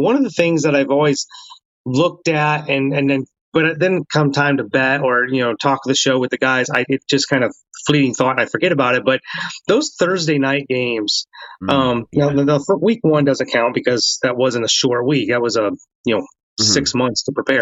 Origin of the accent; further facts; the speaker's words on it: near Cincinnati, Ohio, United States; I grew up near Cincinnati